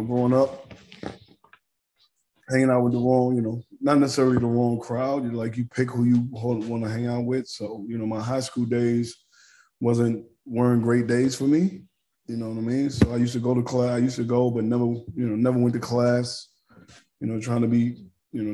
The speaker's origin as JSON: {"language": "English", "town": "New York City", "region": "New York", "country": "United States", "tie": "born or raised there", "said": "born and raised in New York, in Harlem."}